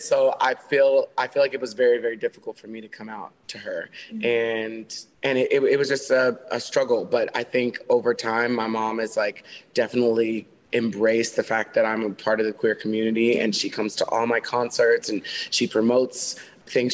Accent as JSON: {"language": "English", "region": "Texas", "country": "United States", "tie": "born or raised there", "moved": "yes", "lives_now": "Los Angeles, United States", "said": "I grew up in the Bible Belt of Texas"}